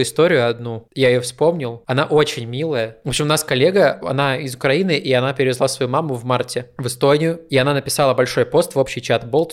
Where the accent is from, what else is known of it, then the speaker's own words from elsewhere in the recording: Kuzbass, Kemerovo Oblast, Russia; moved away as an adult; also born or lived in Novosibirsk / Kiselyovsk; now in Estonia; я из Кузбасса